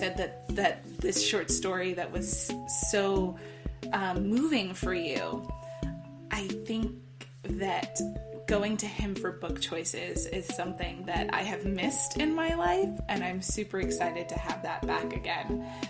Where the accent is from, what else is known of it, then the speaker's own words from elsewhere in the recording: Midwest, United States; growing up in the Midwest, I had a lot of, as they have been called, books about little white boys and their dogs, right?